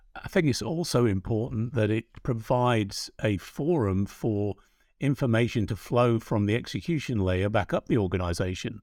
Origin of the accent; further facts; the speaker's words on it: England, United Kingdom; accent: English; moved away; our home country. I know the audience can hear Brian and my accents being of English origin